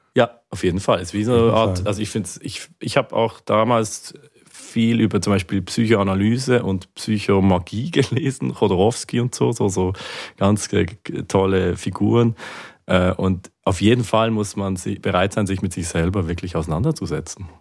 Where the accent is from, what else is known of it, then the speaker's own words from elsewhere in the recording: Basel, Basel-Stadt, Switzerland; in Basel, in meiner Heimatstadt